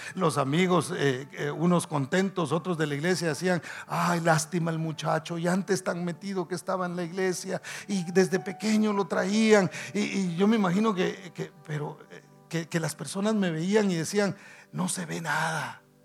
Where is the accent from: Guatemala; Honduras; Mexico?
Guatemala; decimos nosotros en Guatemala